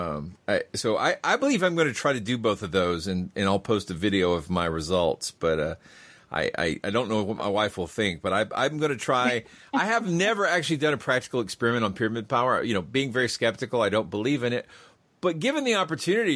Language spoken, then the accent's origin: English; United States; as an American skeptic